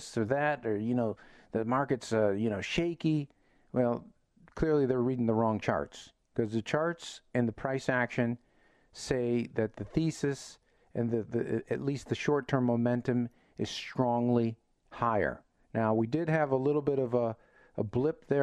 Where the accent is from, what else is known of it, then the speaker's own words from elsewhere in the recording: Chicago, Illinois, United States; I'm from Chicago